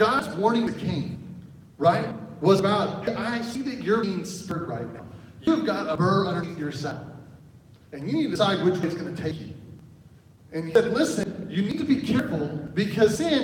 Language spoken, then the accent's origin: English; Oklahoma, United States; now in Arizona, United States; I'm from Oklahoma. We do have horses there